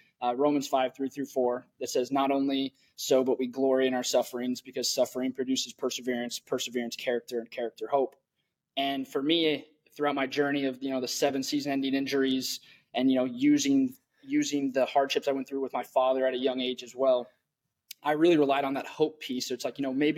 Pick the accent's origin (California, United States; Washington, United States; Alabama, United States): Washington, United States; Tumwater; grew up in Olympia, Washington, or Tumwater, Washington